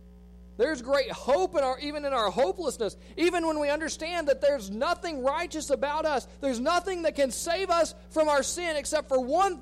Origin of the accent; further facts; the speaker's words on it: United States; as American Christians